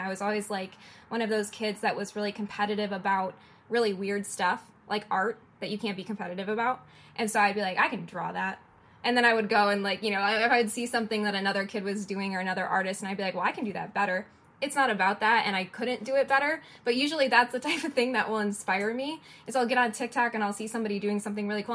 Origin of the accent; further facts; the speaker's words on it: Detroit, Michigan, United States; moved away as an adult; also born or lived in an island (unnamed); I'm from Detroit, and in Detroit, I was doing a lot of in person events and gallery shows